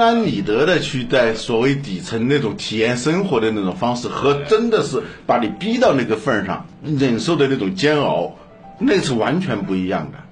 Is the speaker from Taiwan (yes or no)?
no; China; 我们中国人